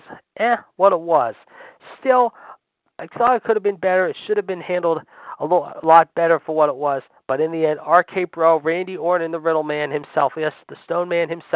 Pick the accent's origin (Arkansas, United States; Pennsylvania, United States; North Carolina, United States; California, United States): Pennsylvania, United States; Pittsburgh; Pittsburgh. My hometown